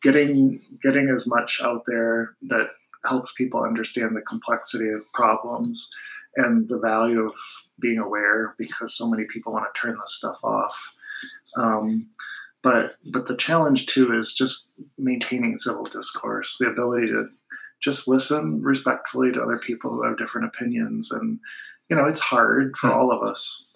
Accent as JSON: {"language": "English", "town": "Monroe", "region": "Michigan", "country": "United States", "tie": "born or raised there", "also_born_or_lived": "Kalamazoo, Michigan", "moved": "as an adult", "lives_now": "Alpena, United States", "said": "growing up in Monroe"}